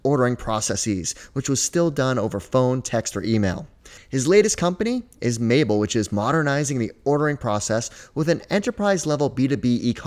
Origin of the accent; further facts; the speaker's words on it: Hooksett, New Hampshire, United States; I grew up in Hooksett